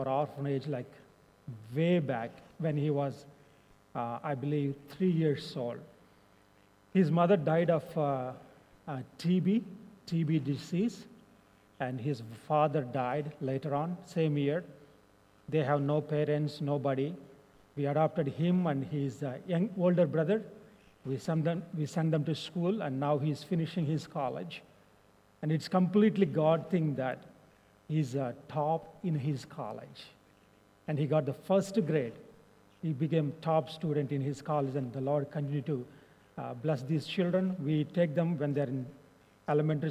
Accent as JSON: {"language": "English", "country": "India", "second_language": "English", "said": "You can tell by my accent and my skin that I'm from India"}